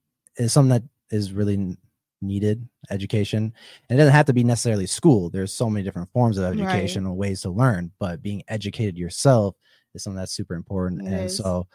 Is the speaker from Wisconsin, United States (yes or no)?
yes; Wisconsin, United States; moved away; Oh yeah, we came from Wisconsin and moved here now.